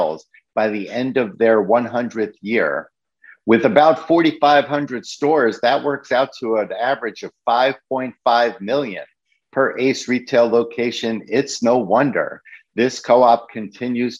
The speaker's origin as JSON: {"language": "English", "town": "New York City", "region": "New York", "country": "United States", "tie": "born or raised there", "said": "the store that I grew up in the Bronx"}